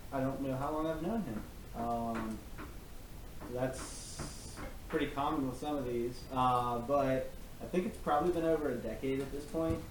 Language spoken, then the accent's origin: English; North Carolina, United States; my home state